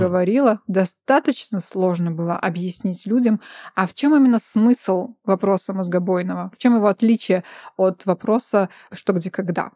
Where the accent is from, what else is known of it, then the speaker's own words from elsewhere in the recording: Belarus; moved away as an adult; now in Vilnius, Lithuania; сами родом из Беларуси